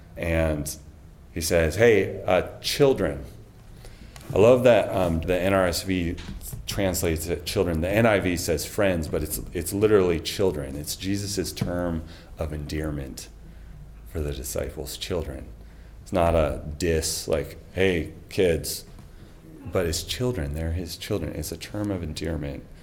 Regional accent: Snohomish, Washington, United States; moved away as an adult; also born or lived in California; I grew up in Snohomish, just down the road on Highway 9.

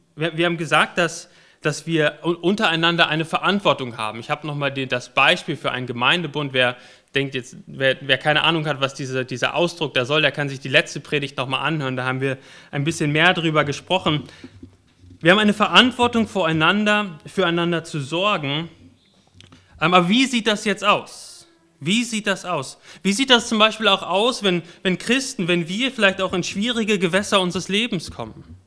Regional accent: Warendorf, North Rhine-Westphalia, Germany; moved away; Ich bin in Warndorf geboren und in Warndorf aufgewachsen

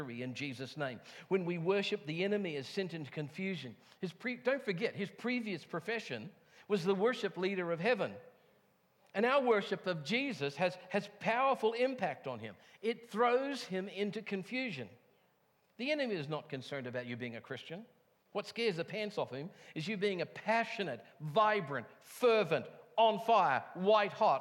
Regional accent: England, United Kingdom; moved away; I come from England

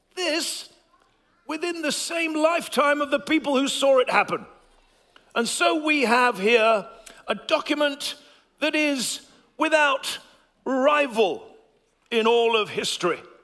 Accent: England, United Kingdom; my voice may become a little bit posher as an Englishman

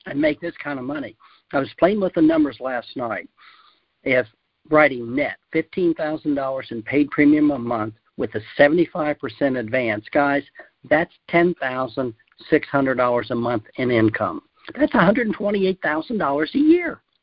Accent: Ohio, United States; I grew up in Ohio, and where we rabbit hunted a lot

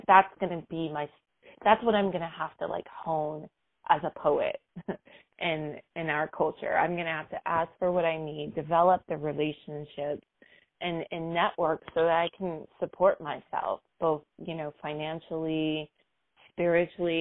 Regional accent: New York City, New York, United States; born and raised in New York City

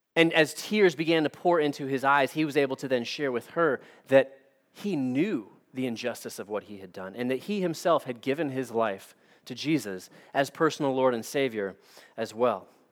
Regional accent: United States; as American Christians

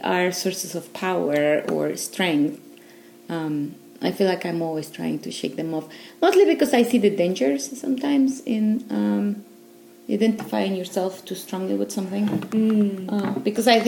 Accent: Mexico City, Mexico; moved away as an adult; also born or lived in Northwest, United States; now in United States; I'm originally from Mexico City, and I've been living in the States for the last, I don't know, maybe 14 years, 15.

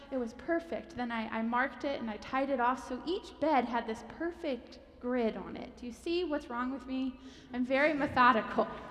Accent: Pennsylvania, United States; moved away; I'm from Pennsylvania

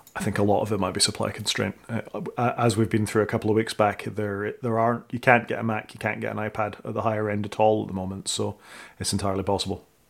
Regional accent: Scotland, United Kingdom; I'm Scottish

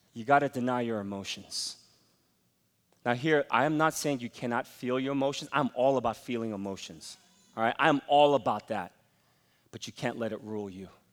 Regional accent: United States; as an American

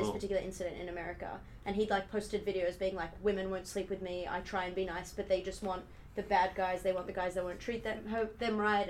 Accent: Australia; growing up in Australia my whole life

